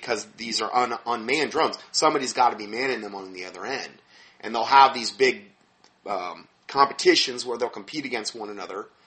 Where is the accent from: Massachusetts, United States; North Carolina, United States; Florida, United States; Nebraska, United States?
Florida, United States; Fort Myers; moved away; My hometown, where I was from in Fort Myers